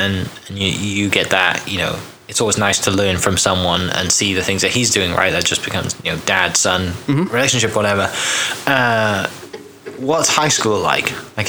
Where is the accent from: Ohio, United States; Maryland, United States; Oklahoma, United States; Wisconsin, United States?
Oklahoma, United States; Oklahoma City; So growing up in Oklahoma City, in that, you know, you just turned 30. I just turned 30 in September.